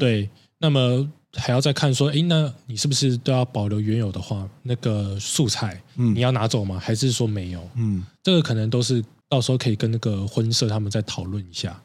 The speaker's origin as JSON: {"language": "Chinese", "town": "Taipei", "country": "Taiwan", "said": "一定听过啊，身为台北人"}